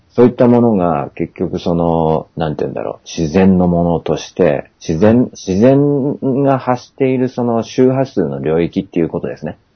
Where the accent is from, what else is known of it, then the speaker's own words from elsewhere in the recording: Senbonhama, Shizuoka, Japan; うちの地元にね、千本浜ってあるんですよ